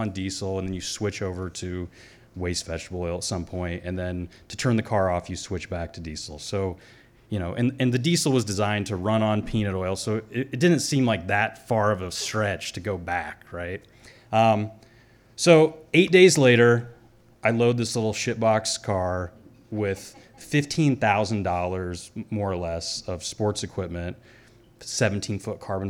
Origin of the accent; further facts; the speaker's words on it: the Ozarks, Missouri, United States; moved away; also born or lived in Alaska / Belize; I grew up in Missouri in the Ozarks